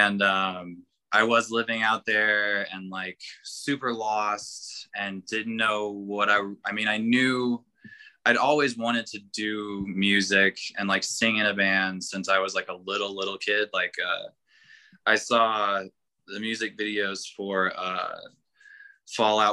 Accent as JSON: {"language": "English", "town": "Elizabethtown", "region": "Kentucky", "country": "United States", "tie": "born or raised there", "said": "I grew up in Elizabethtown"}